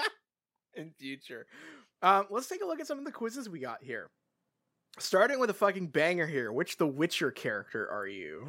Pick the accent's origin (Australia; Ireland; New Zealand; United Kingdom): United Kingdom; England; I grew up in England